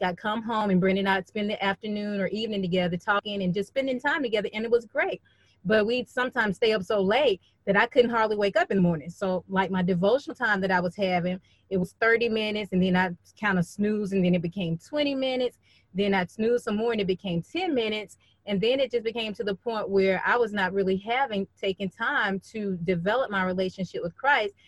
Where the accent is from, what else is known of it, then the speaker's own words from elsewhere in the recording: Birmingham, Alabama, United States; I'm originally from Birmingham, Alabama